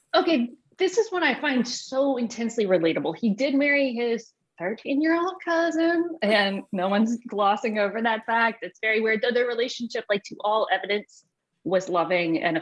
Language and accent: English; Richmond, Virginia, United States; I'm from Richmond, Virginia